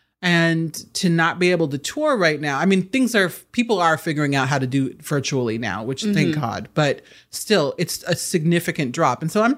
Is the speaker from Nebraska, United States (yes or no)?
yes; Nebraska, United States; and I'm from Nebraska, so I'm not denigrating these places. Mm-hmm. I'm from the Midwest.